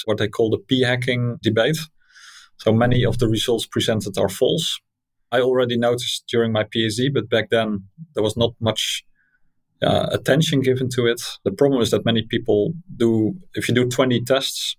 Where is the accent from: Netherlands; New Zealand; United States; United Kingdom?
Netherlands; So that's Dutch. I'm from Holland